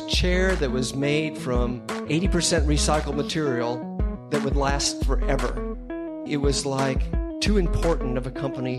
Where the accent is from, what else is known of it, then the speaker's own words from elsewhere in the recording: Southern California, United States; I grew up in Southern California